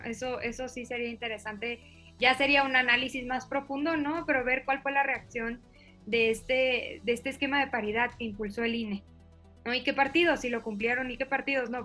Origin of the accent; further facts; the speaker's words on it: Chihuahua, Mexico; yo crecí en Chihuahua